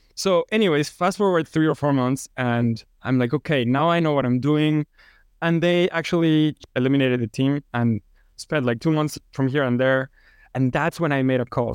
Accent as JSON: {"language": "English", "region": "Mexico City", "country": "Mexico", "moved": "yes", "lives_now": "Houston, United States", "said": "I'm from Mexico City. And now I live in Houston."}